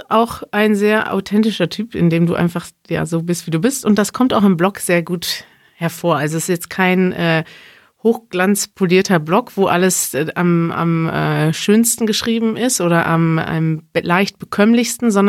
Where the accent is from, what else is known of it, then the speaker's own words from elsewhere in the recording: Germany; Ich lese als Deutsche auch deine Blogbeiträge